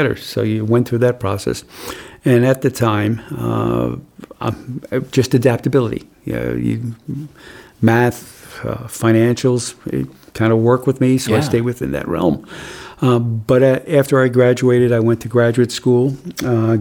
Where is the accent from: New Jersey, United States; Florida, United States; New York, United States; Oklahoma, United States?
New Jersey, United States; now in New Hampshire, United States; I grew up in the great state of New Jersey